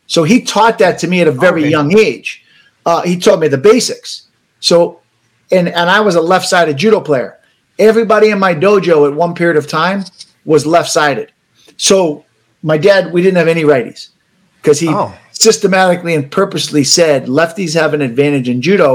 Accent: United States; as an American

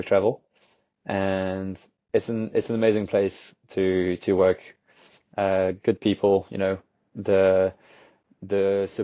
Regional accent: Camargue National Park, Provence-Alpes-Côte d'Azur, France; now in Lyon, France; I actually grew up in the Camargue National Park, which is where the Rhône River creates a delta.

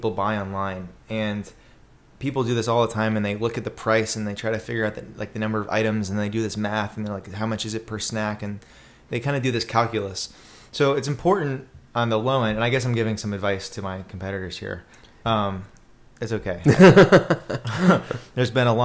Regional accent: Boca Raton, Florida, United States; also born or lived in Gainesville, Florida / Washington, D.C.; I'm from South Florida, Boca Raton, where we just had the presidential debate, or Del Boca Vista, which was where Seinfeld sent his parents, right? Which is probably a good description of Boca Raton. Grew up there

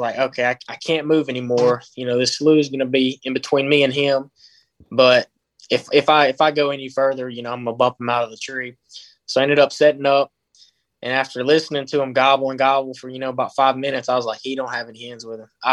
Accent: Choctaw County, Mississippi, United States; I'm from Choctaw

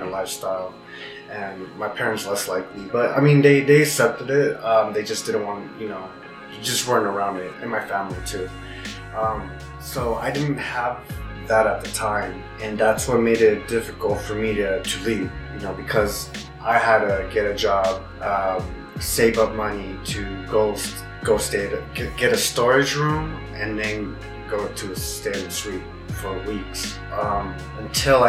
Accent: Bay Area, California, United States; moved away; Bay Area is my hometown

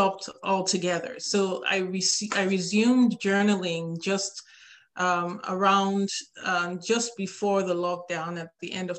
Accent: Nigeria; now in Atlanta, United States; I live in Atlanta, Georgia with my three children, and I'm originally from Nigeria in West Africa

